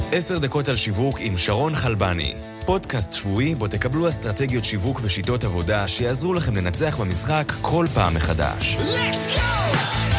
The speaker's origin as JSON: {"language": "Hebrew", "country": "Israel", "said": "הצלחנו בתור ישראלים במדינה שהיא לא מדינת האם שלנו"}